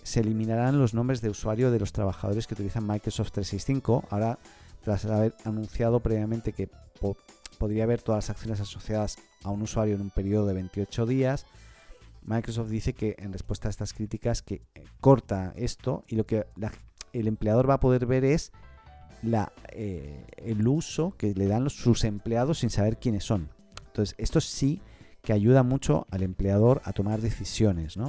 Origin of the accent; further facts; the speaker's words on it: Barcelona, Catalonia, Spain; moved away as an adult; now in Chile; soy español de Barcelona, catalán, hace 15 años en Chile